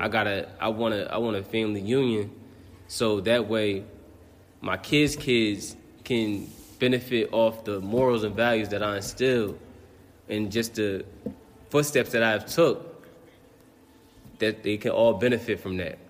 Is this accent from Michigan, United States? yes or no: no; Neptune, New Jersey, United States; moved away as an adult; now in Baltimore, United States; I'm from Neptune, New Jersey, and I currently live in Baltimore, Maryland.